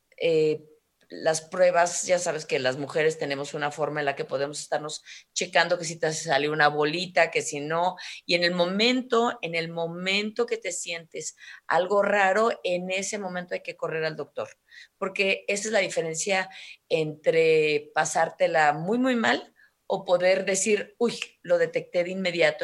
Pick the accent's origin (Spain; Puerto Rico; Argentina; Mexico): Mexico; como mexicana